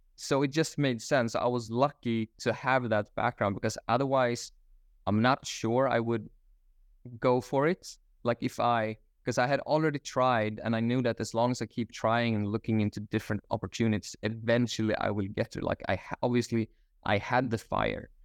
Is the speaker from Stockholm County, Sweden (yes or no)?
yes; Stockholm, Stockholm County, Sweden; moved away as an adult; also born or lived in Australia; now in Bali, Indonesia; I am originally from Stockholm, Sweden. Uh, I was living there up until my twenties